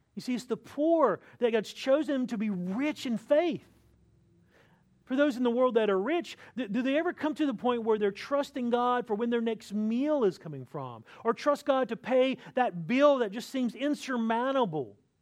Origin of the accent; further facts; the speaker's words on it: North Carolina, United States; moved away; I'm from North Carolina, which is the home of, of Michael Jordan